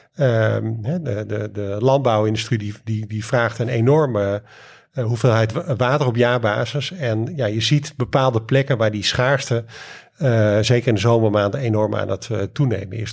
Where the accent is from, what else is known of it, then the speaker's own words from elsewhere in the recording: Leeuwarden, Friesland, Netherlands; moved away; Ik kom uh, van oorsprong uit, eh, uit Leeuwarden